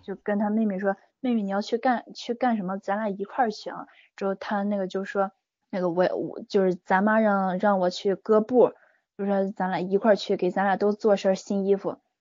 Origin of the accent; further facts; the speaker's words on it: Qingdao, Shandong, China; 在我们青岛这边儿